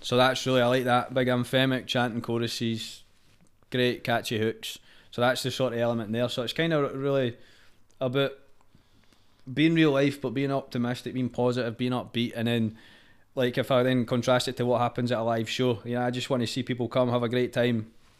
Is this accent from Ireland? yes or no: no; Scotland, United Kingdom; being Scottish in the music scene and stuff is quite universal with some of the artists